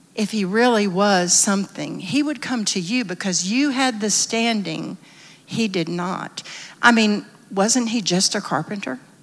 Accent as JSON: {"language": "English", "region": "the South", "country": "United States", "said": "I'm from the South. Most everyone in my little town went to some church or another"}